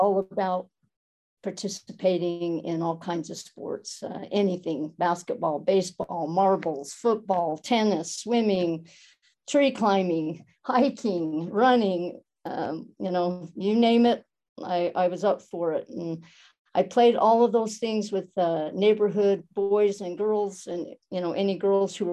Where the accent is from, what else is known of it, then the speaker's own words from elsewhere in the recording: Helper, Utah, United States; also born or lived in Moab, Utah / Logan, Utah; I was born in a small town called Helper in Utah, in Carbon County, a small coal mining town. Proud of it. Still love going back there to visit. It's a great place to have grown up